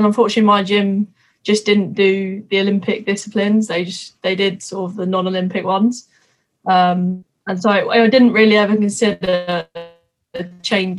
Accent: Twickenham, London, United Kingdom; I'm from Twickenham. I literally have been brought up, born and bred rugby, really

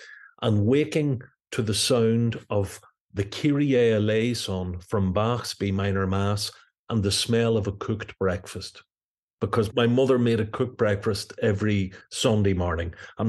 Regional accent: Belfast, Northern Ireland, United Kingdom; Well, I was born in 1962. Family here in North Belfast. My mother was from Derry City, but moved to Belfast in the 50s, met my father, who was born in Belfast, and we grew up in a very musical household.

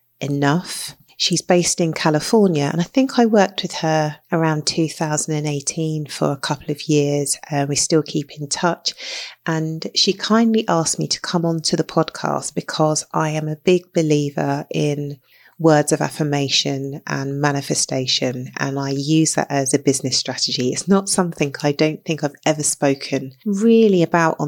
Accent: London, United Kingdom; I grew up in London in the UK

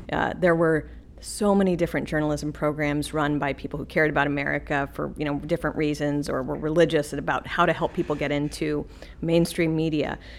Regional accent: the West, United States; I grew up out west

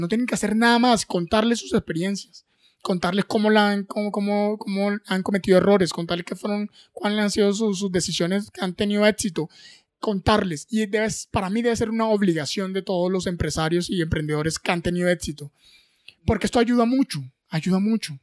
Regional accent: Riohacha, La Guajira, Colombia; now in Bogotá, Colombia; en Ribacha, en mi tierra, en La Guajira

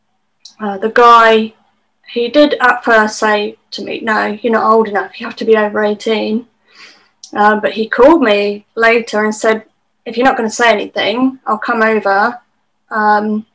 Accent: United Kingdom; being British

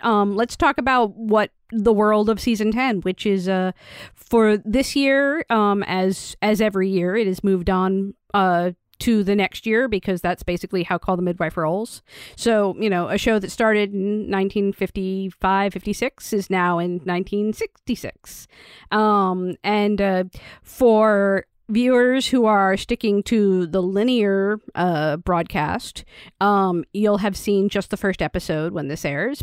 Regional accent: United States; I'm an American

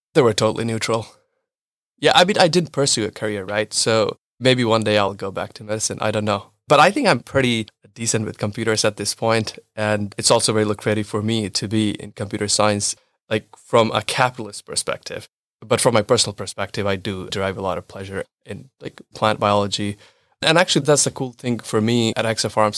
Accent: India; moved away as an adult; also born or lived in United States / Israel / United Arab Emirates / New York; now in Germany; I was born and raised in India, but then I've been moving and relocating for last seven years, uh, bunch of countries.

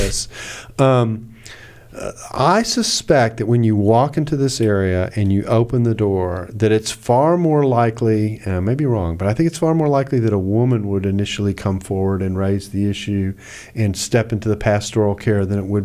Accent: the South, United States; I'm from the South

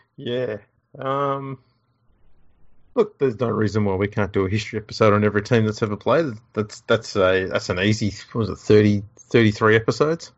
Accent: Australia; I lived in Australia

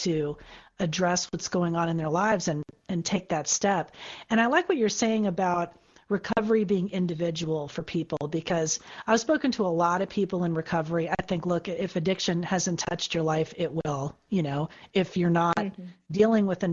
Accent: Florida, United States; now in California, United States; my home state of Florida

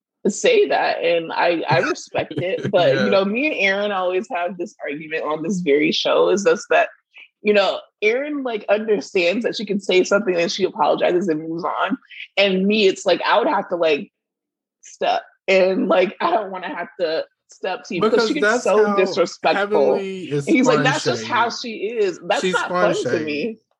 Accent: Florida, United States; But, like, we're from Miami. Like, well, we're close to Miami.

